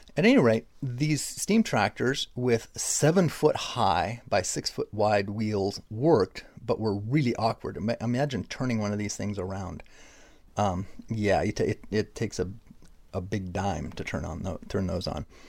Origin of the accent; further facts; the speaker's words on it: Stockton, California, United States; my hometown of Stockton, California